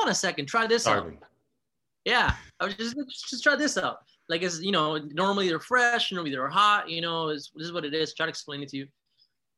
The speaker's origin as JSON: {"language": "English", "country": "Uruguay", "moved": "yes"}